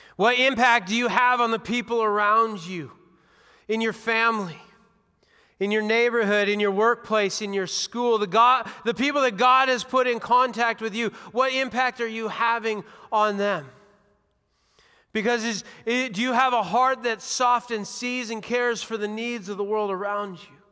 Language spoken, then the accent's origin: English; Washington, United States; now in Dubuque, United States; I grew up in Washington State